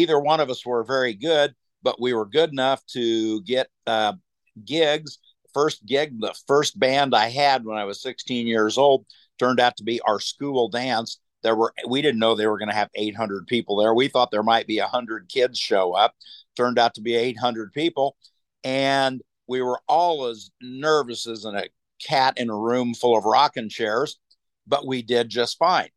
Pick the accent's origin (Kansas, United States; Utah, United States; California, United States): Kansas, United States; Wichita; moved away; I'm from Wichita, Kansas originally.